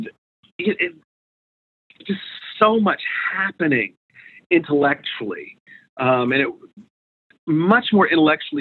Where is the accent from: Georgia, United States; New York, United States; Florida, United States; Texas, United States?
Georgia, United States; Atlanta; I grew up in Atlanta. And I grew up in Atlanta in the, you know, basically the civil rights era